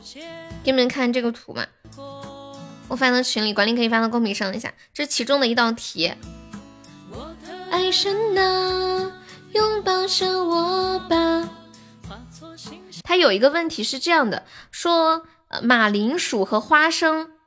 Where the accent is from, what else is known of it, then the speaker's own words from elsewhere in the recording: Sichuan, China; 大家好，